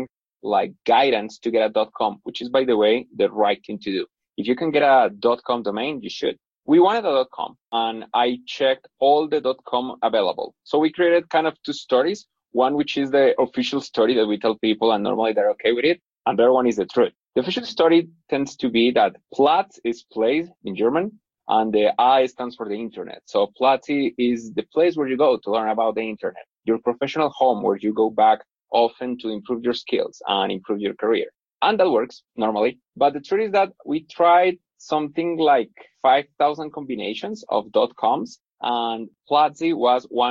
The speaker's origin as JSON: {"language": "English", "town": "Bogota", "region": "Bogotá", "country": "Colombia", "said": "I'm originally from Bogota in Colombia, where I am right now"}